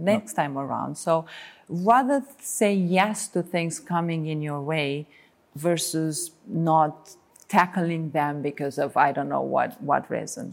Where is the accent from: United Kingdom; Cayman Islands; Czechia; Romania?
Romania; moved away as an adult; also born or lived in Bucharest; as soon as I came to Bucharest from Reila, where, where I was born, at nineteen